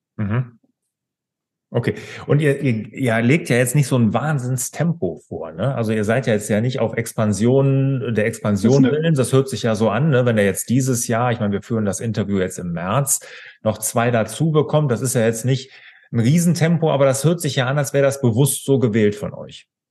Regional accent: Cologne area, North Rhine-Westphalia, Germany; Jetzt komme ich hier ja aus Deutschland, aus dem Rheinland, hier Köln, die Gegend

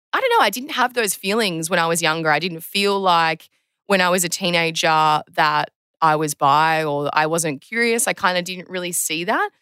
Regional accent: Terrey Hills, New South Wales, Australia; I grew up in Terry Hills, um, on the Northern Beaches.

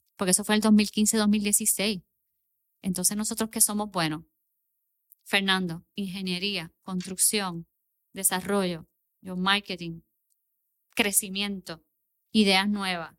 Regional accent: Puerto Rico; also born or lived in Miami, Florida; yo soy puertorriqueña

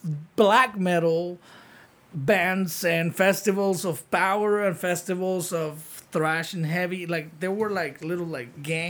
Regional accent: San Pedro Sula, Cortés, Honduras; moved away as an adult; now in South Florida, United States; I am from San Pedro Sula, Honduras.

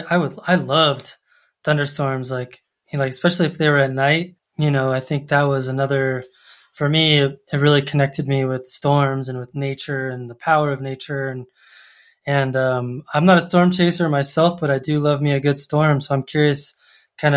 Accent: Colorado Springs, Colorado, United States; I grew up in Colorado Springs

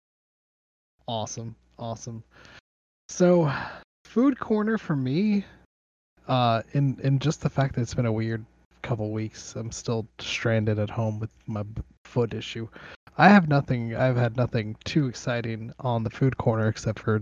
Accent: Miami, Florida, United States; now in Georgia, United States; I was born in Miami, raised by Cuban parents, Hispanic family, and didn't really have much exposure to all this Southern culture until I moved to good old Georgia

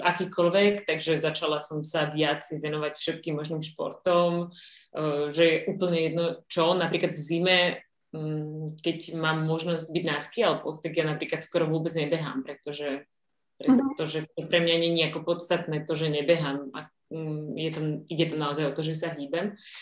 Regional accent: Slovakia; som zo Slovenska

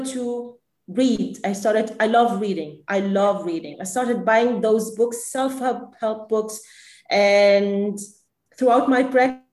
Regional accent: Lebanon; I am Lebanese. I grew up in Lebanon.

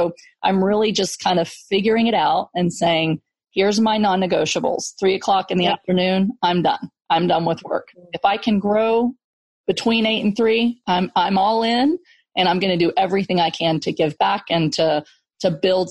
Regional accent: Texas, United States; I grew up in Section 8 housing in Texas

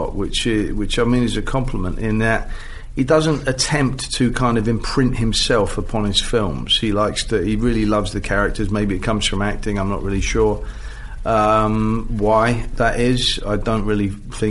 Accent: England, United Kingdom; as an Englishman

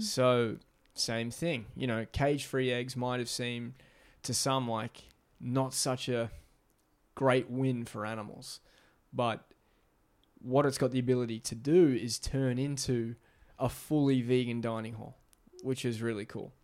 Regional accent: Australia; moved away; growing up in Australia

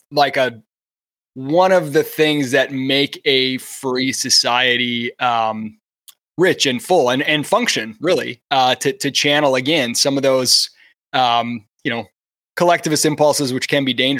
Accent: Kalamazoo, Michigan, United States; I grew up in Kalamazoo, Michigan

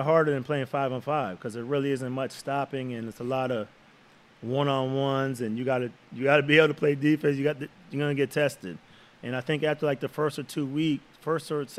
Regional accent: Phoenix, Arizona, United States; I'm from Phoenix, you know, close to L.A.

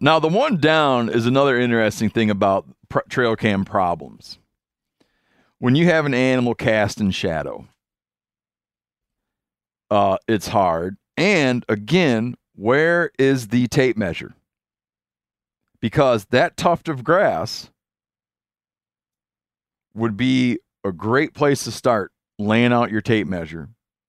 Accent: Connecticut, United States; You see, my home state is in Connecticut.

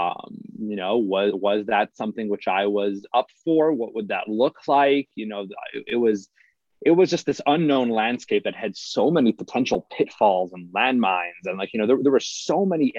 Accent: Salt Lake City, Utah, United States; So I was raised here in Salt Lake City.

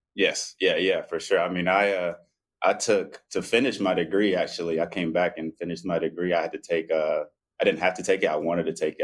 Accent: Spartanburg, South Carolina, United States; moved away as an adult; also born or lived in Zaragoza, Spain; now in Atlanta, United States; we have like a good group of friends in uh, my hometown in uh, Spartanburg, South Carolina

